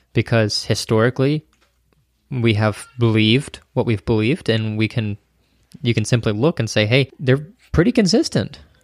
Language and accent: English; United States; we, as an American individualistic society